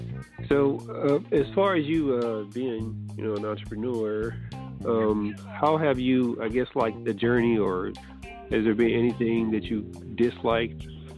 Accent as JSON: {"language": "English", "town": "Nashville", "region": "Tennessee", "country": "United States", "also_born_or_lived": "Fort Valley, Georgia", "moved": "yes", "lives_now": "Macon, United States", "said": "because I'm not from Macon either. Originally from Nashville, Tennessee, and went to school at Fort Valley State University."}